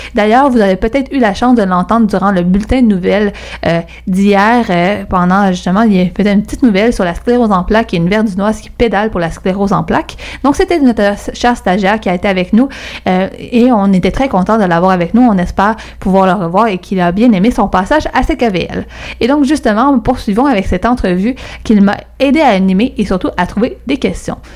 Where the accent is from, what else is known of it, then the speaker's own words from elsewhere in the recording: Montreal, Quebec, Canada; je viens de Verdun